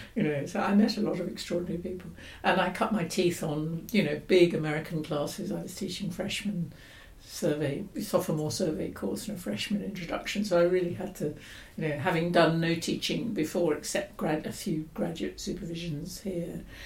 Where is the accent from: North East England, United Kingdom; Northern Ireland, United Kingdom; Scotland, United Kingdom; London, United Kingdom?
London, United Kingdom; now in Oxford, United Kingdom; I grew up in London in the 50s and 60s and went to London schools